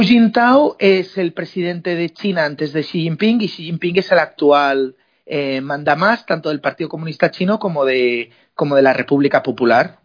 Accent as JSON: {"language": "Spanish", "country": "Spain"}